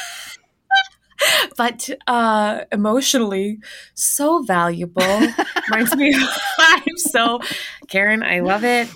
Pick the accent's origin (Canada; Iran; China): Canada; Winnipeg, Manitoba; moved away; my hometown of Winnipeg, Manitoba